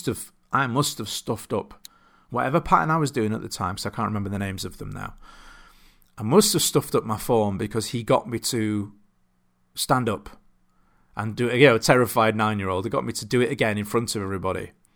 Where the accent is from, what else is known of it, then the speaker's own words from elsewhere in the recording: Doncaster, Yorkshire and the Humber, United Kingdom; Because I grew up in a town called Bowlby in Doncaster, which has... I've lost a lot of my accent. It switches on and off, much to my wife's dismay, when I'm around people from where I grew up.